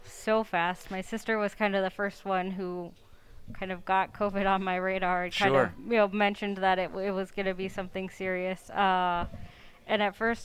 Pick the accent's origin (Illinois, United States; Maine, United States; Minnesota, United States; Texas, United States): Illinois, United States; Chicago; moved away as an adult; I'm from the Chicago area originally